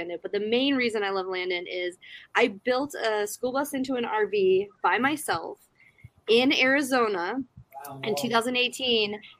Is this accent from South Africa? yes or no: yes; South Africa; moved away; my home country of South Africa